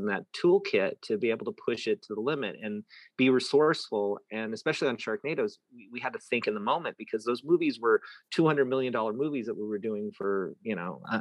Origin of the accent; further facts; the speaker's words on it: Antioch, California, United States; now in Los Angeles, United States; growing up in that town